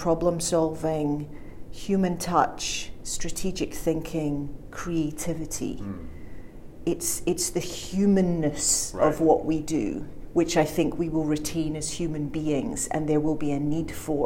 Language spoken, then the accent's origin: English; Scotland, United Kingdom; moved away as an adult; also born or lived in Glasgow; now in China; I'm originally from Scotland